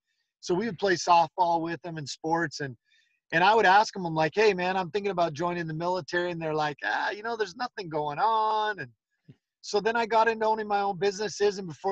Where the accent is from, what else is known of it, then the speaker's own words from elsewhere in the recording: Hawaii, United States; also born or lived in Philippines / Panama / Argentina; So I was born and raised in Hawaii. We lived in the Philippines, Panama, and then I was a missionary for my church in Argentina.